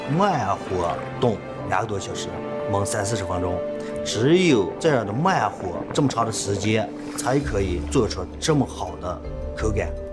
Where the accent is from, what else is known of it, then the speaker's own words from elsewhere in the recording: northern China, China; 我作为北方人